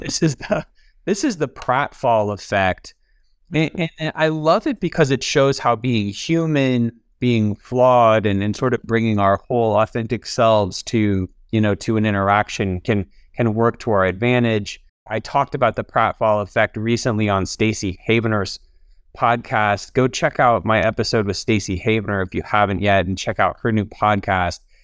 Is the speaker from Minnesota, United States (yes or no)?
no; Alabama, United States; also born or lived in Atlanta; I'm from Alabama.